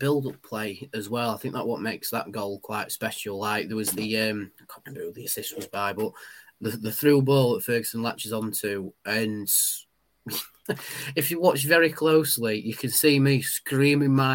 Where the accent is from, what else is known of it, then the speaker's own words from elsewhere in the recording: Wickersley, Yorkshire and the Humber, United Kingdom; we're all from Wickersley